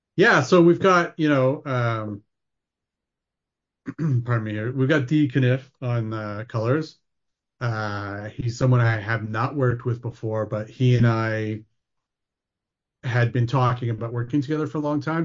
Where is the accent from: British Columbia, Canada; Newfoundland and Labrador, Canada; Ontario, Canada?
Ontario, Canada; moved away as an adult; also born or lived in Vancouver; I grew up in Ontario, so I grew up as, like, a Tim Hortons kid